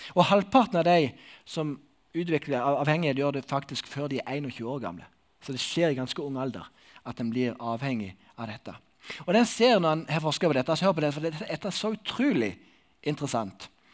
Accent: Sokndal, Rogaland, Norway; moved away; i Sokndal, der jeg kommer ifra.

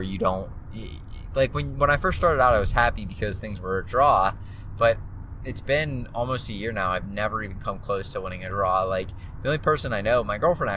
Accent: Pittsburgh, Pennsylvania, United States; I grew up in Pittsburgh and I still live in Pittsburgh

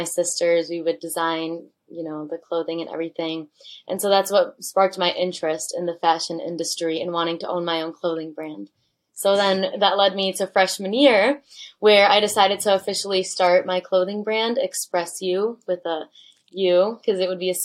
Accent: Michigan, United States; I'm originally from Michigan, and my dad's actually from Germany, and my mom's from Mexico.

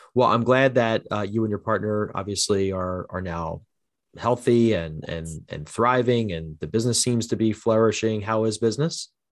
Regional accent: New Jersey, United States; also born or lived in Haddon Township, New Jersey; Born and raised in South Jersey

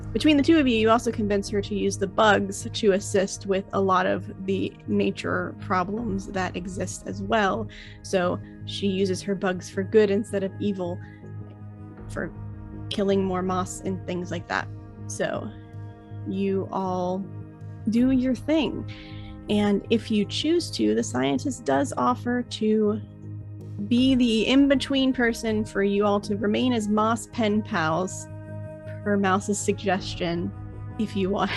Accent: Florida, United States; I'm from Florida

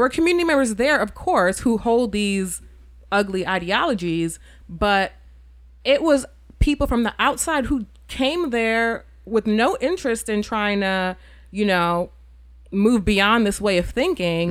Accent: New York, United States; moved away as an adult; also born or lived in Charlottesville, Virginia; I'm from New York, and then I also grew up in a Caribbean community

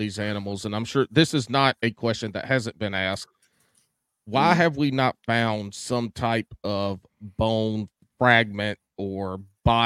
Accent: South Carolina, United States; I was born and raised in South Carolina

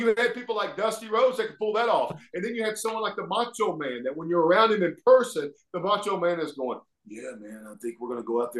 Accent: Alabama, United States; accent: Southern; I grew up here in Alabama

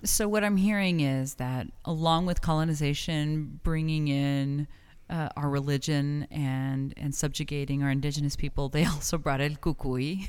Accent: El Paso, Texas, United States; born or raised there; moved away as an adult; also born or lived in New York; now in Las Cruces, United States

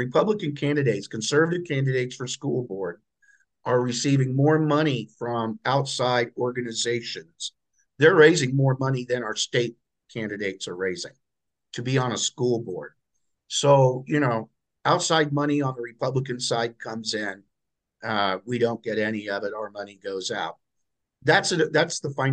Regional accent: Lafayette, Indiana, United States; here in Lafayette, my hometown

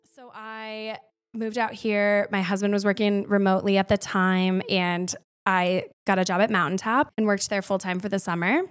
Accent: Winona, Minnesota, United States; also born or lived in Madison, Wisconsin; now in Steamboat Springs, United States; I'm also from the Midwest. So I grew up in Winona, Minnesota.

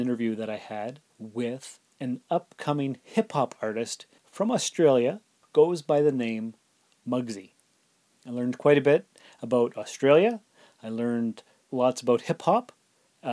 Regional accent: Canada; as a Canadian

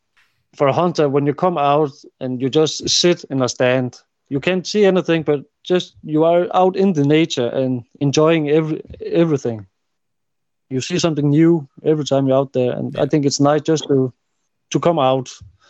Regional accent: Faroe Islands; I come from the Faroe Islands and they kill whales.

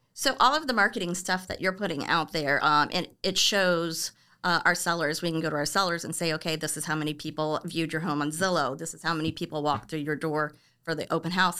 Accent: Orlando, Florida, United States; moved away as an adult; also born or lived in Cocoa Beach, Florida; now in California, United States; I was born and raised in Orlando, and then we ended up moving to the East Coast, like the Cocoa Beach area

